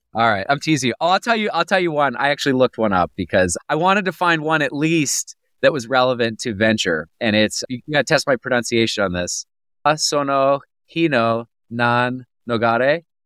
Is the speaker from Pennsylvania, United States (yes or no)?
yes; Pennsylvania, United States; moved away; I'm from Pennsylvania originally.